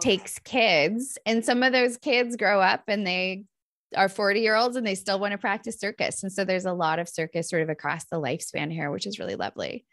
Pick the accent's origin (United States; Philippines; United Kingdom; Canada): United States; Northern California; moved away as an adult; now in Minnesota, United States; I grew up in Northern California where we have a lot of these big fires.